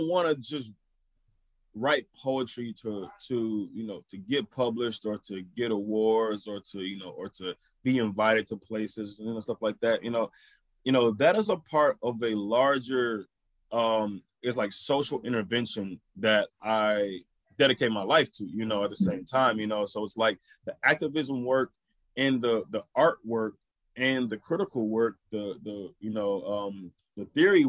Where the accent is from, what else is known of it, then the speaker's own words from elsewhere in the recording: Flint, Michigan, United States; my experiences growing up in Flint